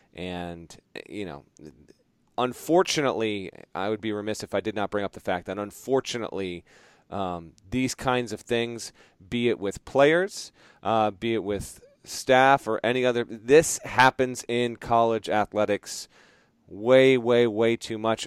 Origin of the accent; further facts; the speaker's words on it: Vermont, United States; now in Connecticut, United States; I grew up in Vermont and then I've lived in Connecticut for 17, 18 years now